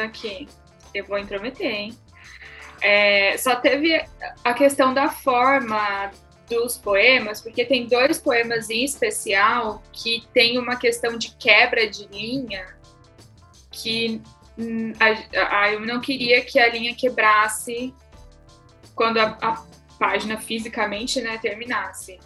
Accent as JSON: {"language": "Portuguese", "country": "Brazil", "said": "sou brasileira, né? Eu sou uma brasileira letrada, mas sou brasileira"}